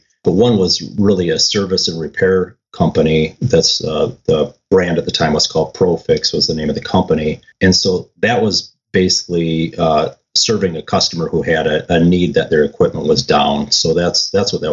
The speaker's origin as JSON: {"language": "English", "region": "Minnesota", "country": "United States", "also_born_or_lived": "San Diego, California / Florida", "moved": "as an adult", "said": "move back from San Diego to Minnesota"}